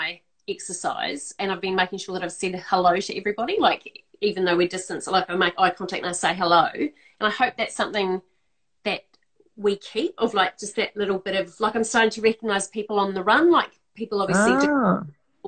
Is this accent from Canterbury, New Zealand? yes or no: yes; Christchurch, Canterbury, New Zealand; now in Melbourne, Australia; Christchurch, which is my hometown